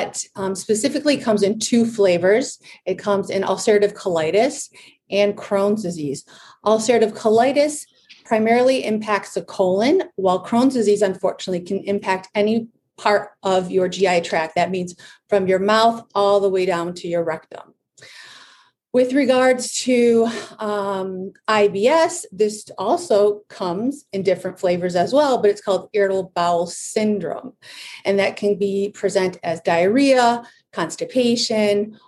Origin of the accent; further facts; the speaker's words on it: Michigan, United States; also born or lived in Chicago, Illinois / La Jolla, California; I'm from Michigan